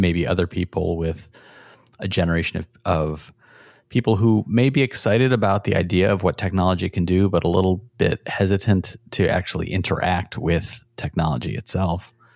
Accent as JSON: {"language": "English", "town": "Rochester", "region": "New York", "country": "United States", "tie": "born or raised there", "said": "we grew up in Rochester"}